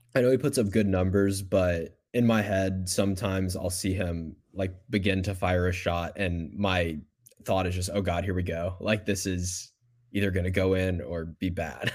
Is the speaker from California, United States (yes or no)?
no; Houston, Texas, United States; my hometown, Houston